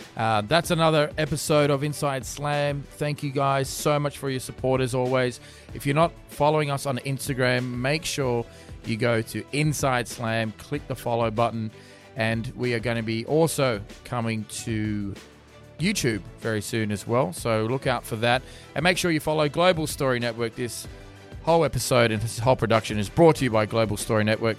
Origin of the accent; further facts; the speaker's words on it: Sydney, New South Wales, Australia; I'm from Sydney